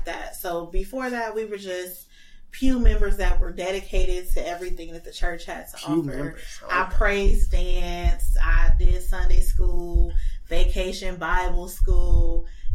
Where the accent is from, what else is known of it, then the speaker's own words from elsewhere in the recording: Los Angeles, California, United States; I am from Los Angeles, born and raised.